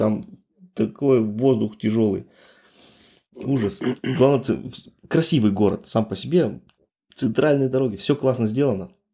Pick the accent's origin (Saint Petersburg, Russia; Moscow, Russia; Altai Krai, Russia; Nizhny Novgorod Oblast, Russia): Altai Krai, Russia; now in Germany; Я родом с Алтайского края, да, с России